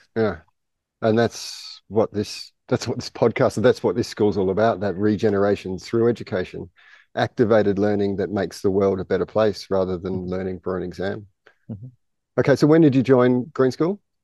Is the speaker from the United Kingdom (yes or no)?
no; Australia; I'm Australian